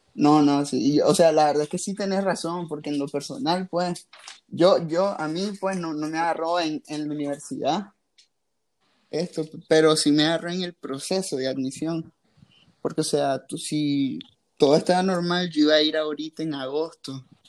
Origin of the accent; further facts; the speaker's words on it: Nicaragua; soy de Nicaragua